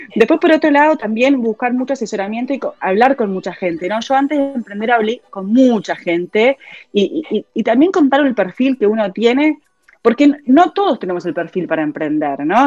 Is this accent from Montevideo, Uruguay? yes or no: yes; Montevideo, Uruguay; also born or lived in Spain; yo soy de Montevideo